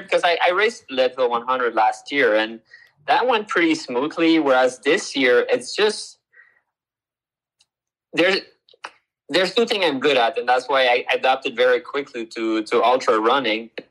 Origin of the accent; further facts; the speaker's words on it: Canada; moved away; I'm originally from Canada